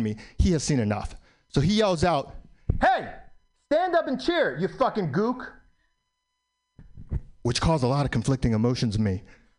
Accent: New York City, New York, United States; I was born in New York, still live in New York.

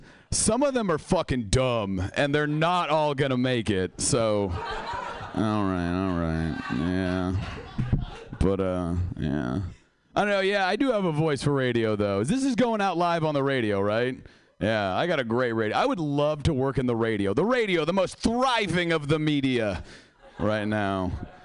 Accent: Seattle, Washington, United States; Yeah, I am from Seattle. I came all the way down here for this.

